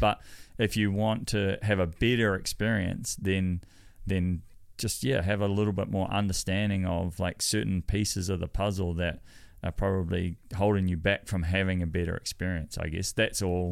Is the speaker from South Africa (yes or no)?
no; New Zealand; I'm as Kiwi as it gets